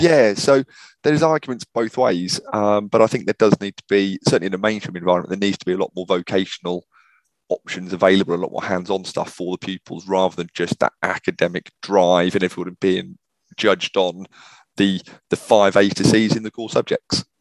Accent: Norwich, East of England, United Kingdom; also born or lived in New Zealand; currently based in, in Norwich, back in my, my hometown

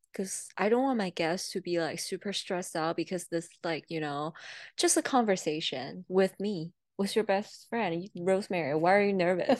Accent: China; English is a second language; now in United States; I came all the way from China

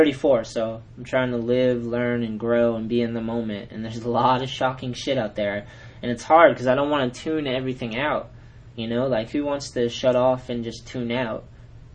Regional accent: New England, United States; I'm from New England

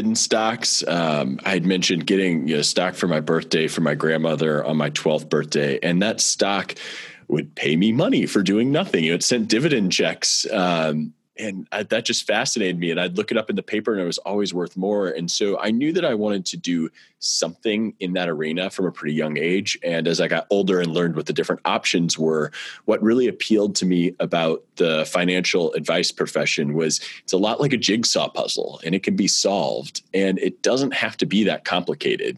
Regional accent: St. Louis, Missouri, United States; I grew up in St. Louis, and I'm very proud to be raising my family here in St. Louis as well

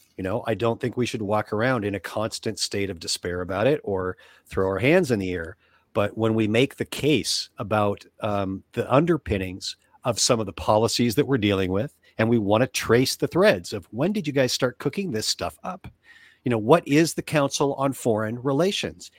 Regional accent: United States; as American kids, grew up immersed in the techniques

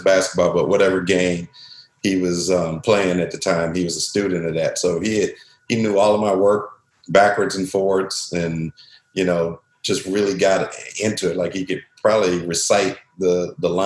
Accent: Norton Shores, Michigan, United States; also born or lived in Muskegon, Michigan; From Muskegon, Michigan, born in Muskegon and then raised in Norton Shores

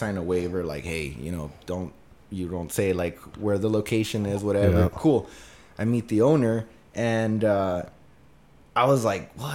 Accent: Santa Fe, New Mexico, United States; I'm from Santa Fe, New Mexico. I've been here for over 30 years

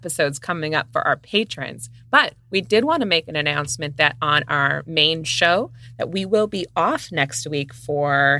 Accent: Midwest, United States; two Midwest mood readers

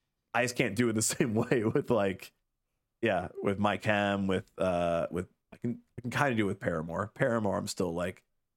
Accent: Illinois, United States; So being that I was like a teenager at the time, right, like growing up in the Chicago suburbs

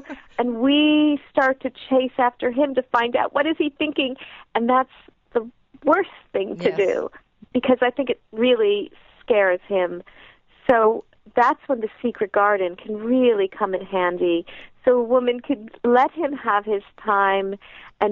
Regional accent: United States; as American women

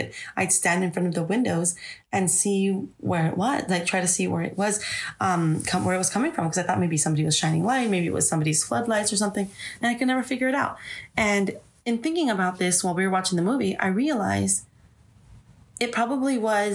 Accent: Los Angeles, California, United States; we grew up in South Central

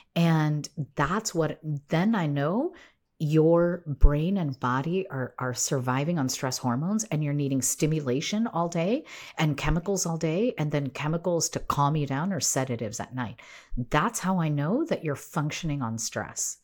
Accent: United States; I was raised here in the United States

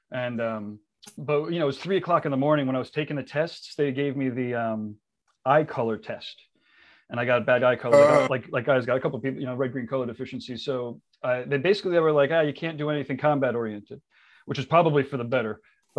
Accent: New Haven, Connecticut, United States; I grew up outside of Connecticut, outside of, you know, New Haven, Connecticut.

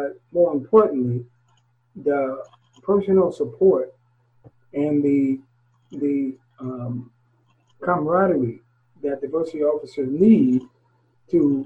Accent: Gary, Indiana, United States; I was born and raised in Gary, Indiana

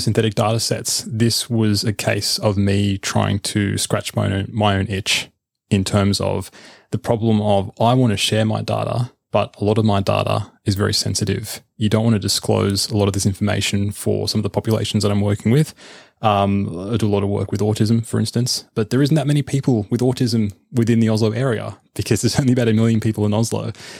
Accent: Australia; As an Aussie, of course, yeah.

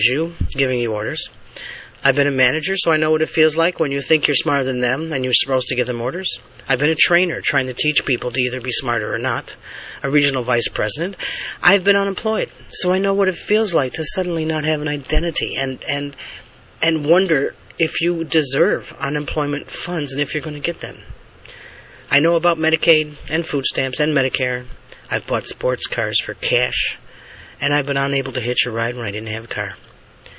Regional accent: Jamestown, New York, United States; I have a birth certificate proving I was born in Jamestown, New York.

